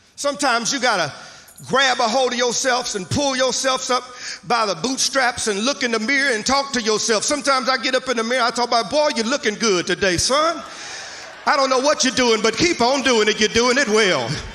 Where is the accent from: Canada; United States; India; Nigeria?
United States; Mississippi; moved away; I'm from Mississippi originally, so I'll use some kind of vernacular